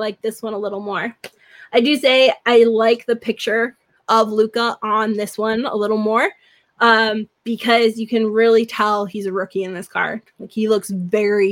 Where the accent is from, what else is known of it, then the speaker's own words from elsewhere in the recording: New Haven, Connecticut, United States; also born or lived in California; I grew up in New Haven